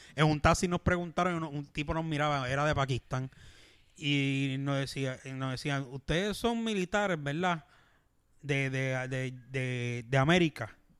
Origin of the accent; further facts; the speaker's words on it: Puerto Rico; Como éramos puertorriqueños